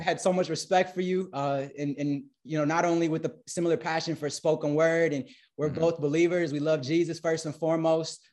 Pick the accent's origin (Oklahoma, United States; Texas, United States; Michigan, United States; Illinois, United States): Michigan, United States; Detroit; moved away as an adult; also born or lived in Arkansas; now in Portugal; since I grew up in Michigan, I was one of the only ones holding it down Filipino wise in my school